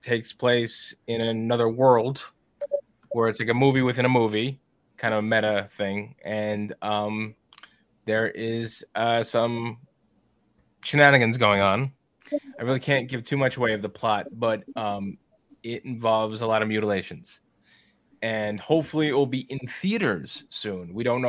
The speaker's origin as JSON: {"language": "English", "region": "New York", "country": "United States", "said": "I just got it because I am from New York, so I had to have it."}